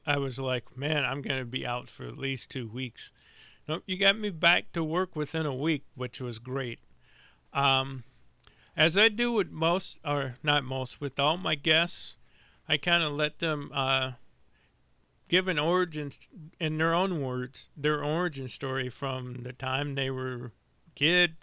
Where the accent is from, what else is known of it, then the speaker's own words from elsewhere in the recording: St. Louis, Missouri, United States; moved away as an adult; now in Colorado, United States; I grew up in St. Louis